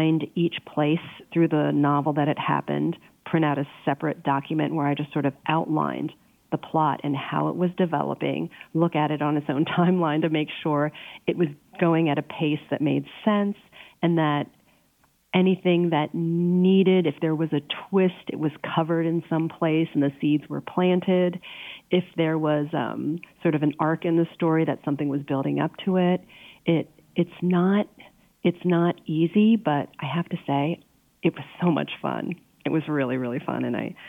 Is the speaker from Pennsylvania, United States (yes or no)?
yes; Pennsylvania, United States; moved away; I grew up in Pennsylvania.